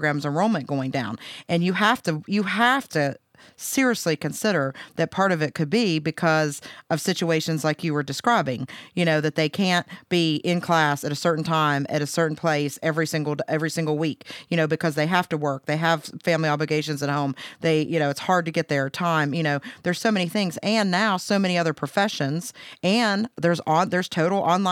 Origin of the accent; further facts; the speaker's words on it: Pennsylvania, United States; moved away as an adult; also born or lived in Huntington, West Virginia; I'm originally from Pennsylvania